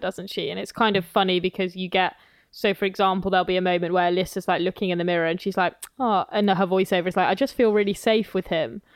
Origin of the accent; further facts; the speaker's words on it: near Wales, England, United Kingdom; I grew up kind of near Wales